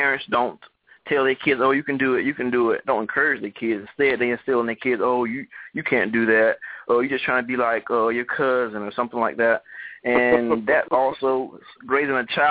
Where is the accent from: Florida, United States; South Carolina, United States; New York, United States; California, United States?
Florida, United States; I'm from Camelton, Florida.